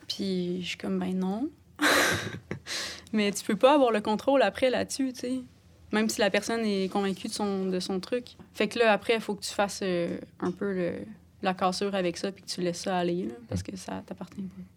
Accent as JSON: {"language": "French", "town": "Sainte-Anne-des-Monts", "region": "Quebec", "country": "Canada", "tie": "born or raised there", "said": "j'ai grandi à Saint-Anne-des-Monts, en Gaspésie"}